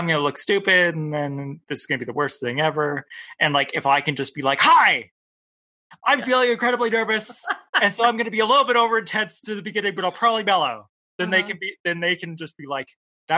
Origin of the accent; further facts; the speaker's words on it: Canada; I'm a Canadian